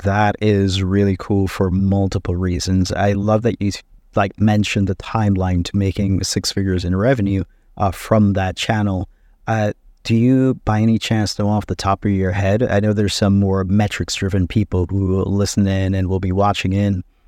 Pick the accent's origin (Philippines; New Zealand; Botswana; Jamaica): Jamaica; now in United States; we are from Jamaica